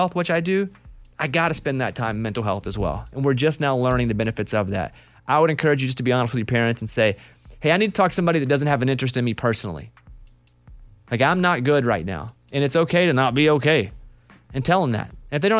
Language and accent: English; Arkansas, United States; You're probably from like a part of the country like me where I grew up in Arkansas. And not only were we extremely poor, right?